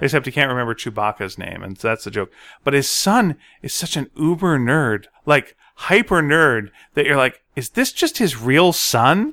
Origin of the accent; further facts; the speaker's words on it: Montreal, Quebec, Canada; I'm from Montreal